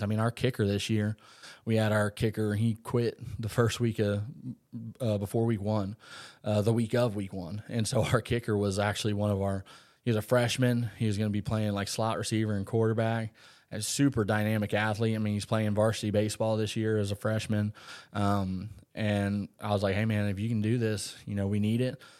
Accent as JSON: {"language": "English", "town": "Umatilla", "region": "Florida", "country": "United States", "tie": "born or raised there", "also_born_or_lived": "Nebraska", "said": "I was a Lake County boy. So I grew up in Umatilla, on the lakes"}